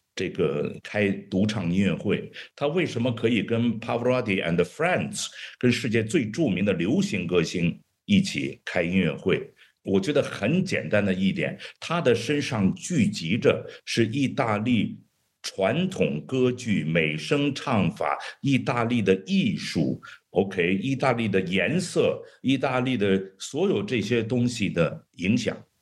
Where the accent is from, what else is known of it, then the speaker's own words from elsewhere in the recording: China; also born or lived in Beijing / New York; 我们中国人